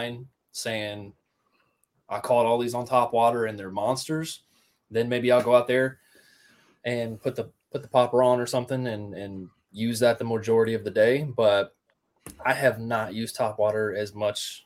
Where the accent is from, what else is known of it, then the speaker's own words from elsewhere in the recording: Riverside, Ohio, United States; I grew up in Riverside, Ohio